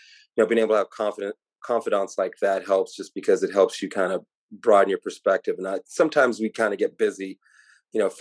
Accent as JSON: {"language": "English", "town": "Irving", "region": "Texas", "country": "United States", "tie": "born or raised there", "said": "I grew up in Dallas, Texas, specifically Irving, Texas, went to Irving MacArthur"}